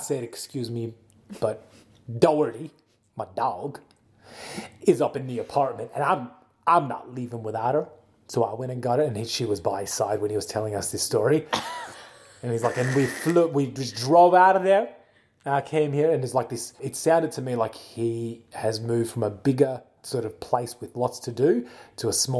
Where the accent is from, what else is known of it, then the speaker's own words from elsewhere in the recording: Pensacola, Florida, United States; Pepsi-Cola's how I'm from Pepsi-Cola, the best drink on earth.